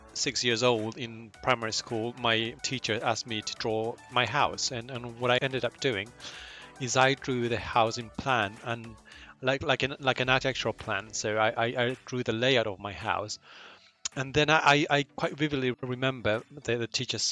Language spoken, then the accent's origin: English; Chile; moved away as an adult; also born or lived in London; Chile, my home country.